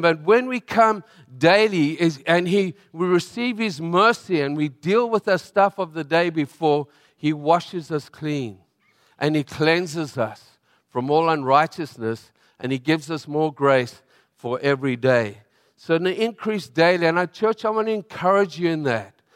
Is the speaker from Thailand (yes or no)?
no; South Africa; moved away; I'm from South Africa